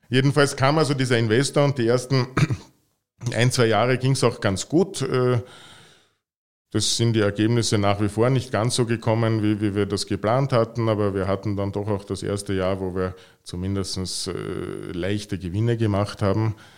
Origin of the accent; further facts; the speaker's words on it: Vienna, Austria; moved away as an adult; now in Carinthia, Austria; Ich bin Wiener